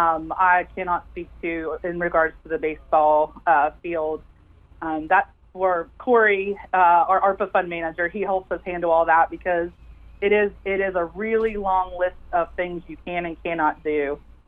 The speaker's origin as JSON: {"language": "English", "town": "Wheeling", "region": "West Virginia", "country": "United States", "tie": "born or raised there", "moved": "yes", "lives_now": "Huntington, United States", "said": "I grew up outside of Wheeling"}